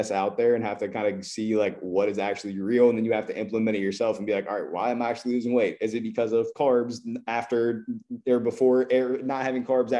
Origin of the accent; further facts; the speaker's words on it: Columbus, Ohio, United States; I am from Columbus, Ohio. I grew up playing basketball.